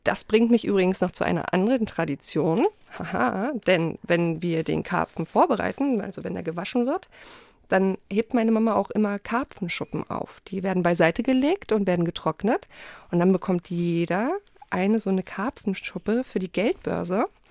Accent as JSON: {"language": "German", "country": "Poland", "said": "bei uns in Polen wird an Heiligabend so richtig aufgetafelt"}